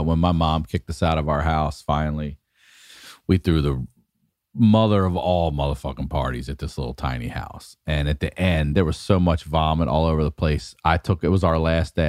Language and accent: English; Maryland, United States; very confusing time growing up in Maryland because we're forty-five minutes from D C